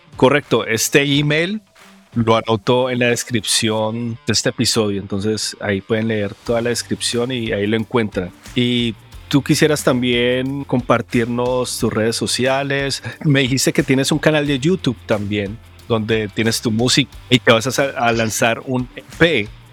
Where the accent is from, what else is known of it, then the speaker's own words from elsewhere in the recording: Colombia; como colombiano